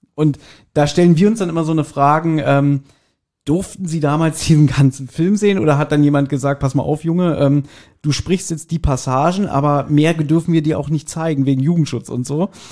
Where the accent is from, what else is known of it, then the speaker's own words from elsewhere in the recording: Berlin, Germany; wir sind ja alle drei, wir sind ja auch Berliner.